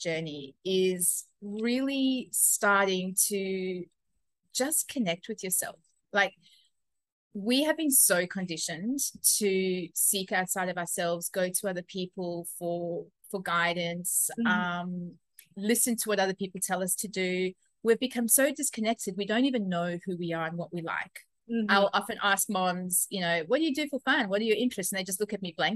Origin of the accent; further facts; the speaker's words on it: South Africa; now in Australia; I am originally from South Africa, but living in Australia at the moment.